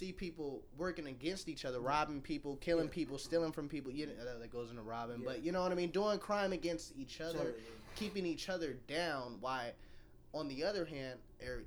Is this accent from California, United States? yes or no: yes; Southern California, United States; now in Texas, United States; I'm originally from Southern California